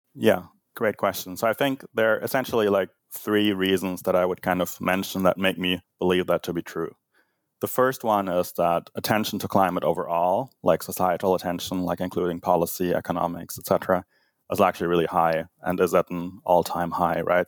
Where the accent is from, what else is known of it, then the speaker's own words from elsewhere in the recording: Germany; moved away; growing up in Germany